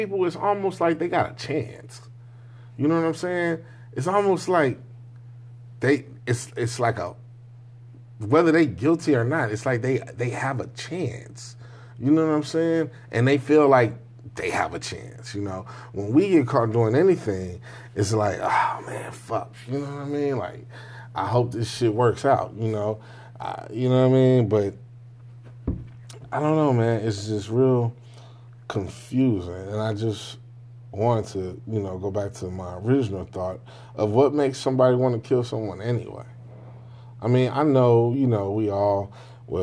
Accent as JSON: {"language": "English", "town": "Chicago", "region": "Illinois", "country": "United States", "said": "I'm obviously from Chicago"}